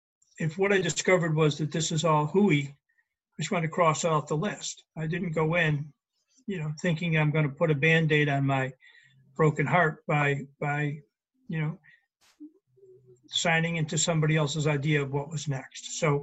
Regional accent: Buffalo, New York, United States; moved away; I grew up in Buffalo.

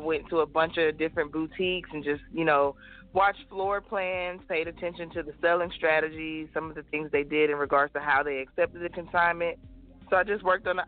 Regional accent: Mobile, Alabama, United States; moved away as an adult; also born or lived in Newport News, Virginia; I'm originally from Mobile, Alabama. I grew up there

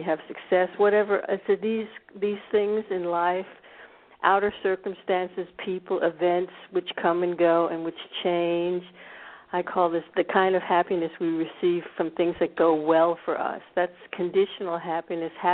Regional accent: D.C., District of Columbia, United States; moved away as an adult; now in Scandinavia; born in America. I grew up actually in a suburb of Washington, D.C.

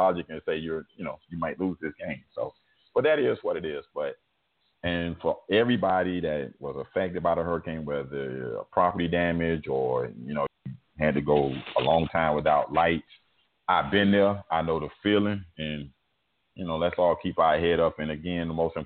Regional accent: Florida, United States; my home state, the state of Florida

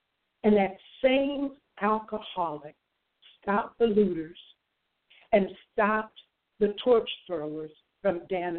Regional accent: Dayton, Ohio, United States; moved away; also born or lived in Fort Worth, Texas; I grew up in Dayton, Ohio, in the Midwest rural. I grew up in what you would probably term a middle-class lifestyle.

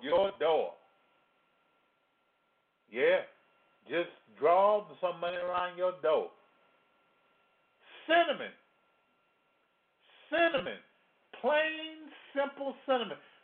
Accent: Louisiana, United States; I come from Louisiana

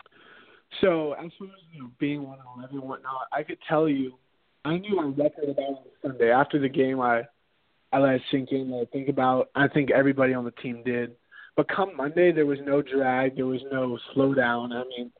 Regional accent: San Diego, California, United States; Born and raised in San Diego

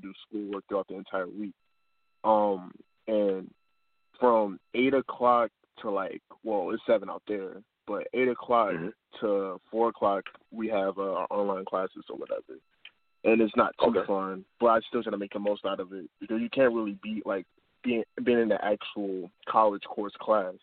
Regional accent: Hammond, Indiana, United States; I'm from Hammond, Indiana, which is Chicagoland area

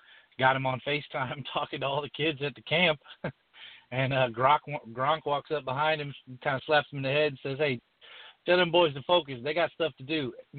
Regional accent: Chicago, Illinois, United States; I'm from Chicago.

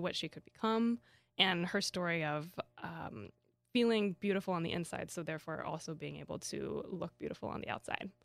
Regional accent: Kansas, United States; I grew up in Kansas

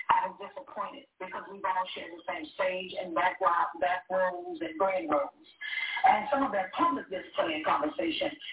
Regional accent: Texas, United States; Yolanda is a friend of mine as well. So I am also from Texas.

